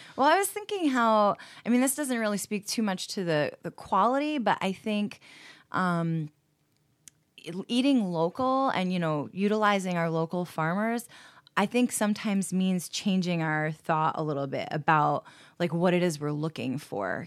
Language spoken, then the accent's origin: English; New Paltz, New York, United States; now in Rochester, United States; I grew up in New Paltz, New York